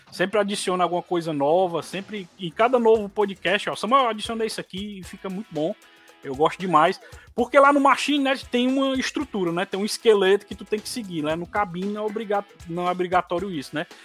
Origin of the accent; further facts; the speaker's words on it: Fortaleza, Ceará, Brazil; Sou de Fortaleza, no Ceará, a minha amada terrinha né?